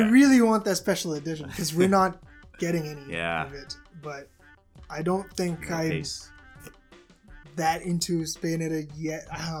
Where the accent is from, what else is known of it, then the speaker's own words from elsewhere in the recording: Hong Kong; I'm from Hong Kong.